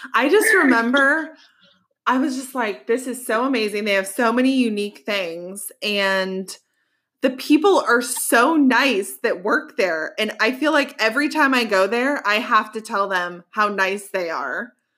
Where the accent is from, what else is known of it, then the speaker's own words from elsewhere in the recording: Colorado, United States; moved away as an adult; now in Georgia, United States; I grew up in Colorado